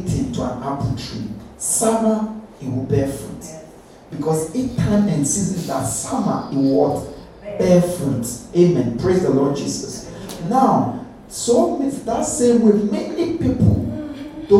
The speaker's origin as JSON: {"language": "English", "country": "Ghana", "tie": "born or raised there", "moved": "yes", "lives_now": "United Kingdom", "said": "Where I grew up in Ghana"}